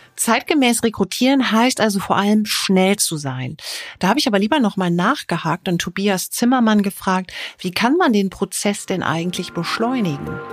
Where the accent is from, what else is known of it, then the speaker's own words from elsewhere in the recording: Düsseldorf, North Rhine-Westphalia, Germany; als Düsseldorferin